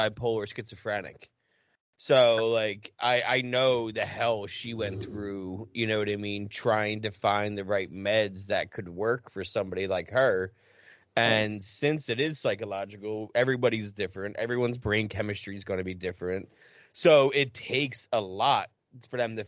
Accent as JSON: {"language": "English", "region": "New Jersey", "country": "United States", "said": "I'm from Jersey"}